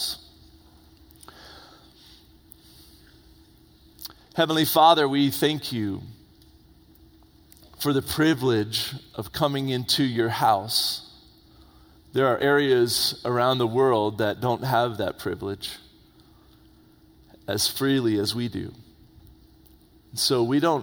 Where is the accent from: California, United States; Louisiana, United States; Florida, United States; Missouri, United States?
Florida, United States; Indian Harbour Beach; moved away; I grew up in Florida, on the east coast of Florida, right there by Cocoa Beach. I grew up in a little town called Indian Harbor Beach